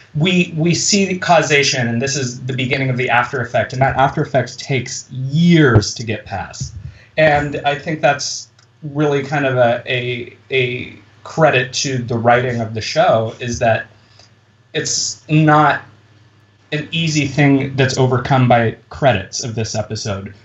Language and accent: English; Midwest, United States; I went to high school in the Midwest